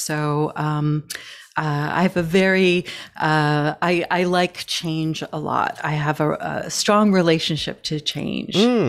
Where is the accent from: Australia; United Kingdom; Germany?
United Kingdom; Scotland; born there; No, I was born in Scotland.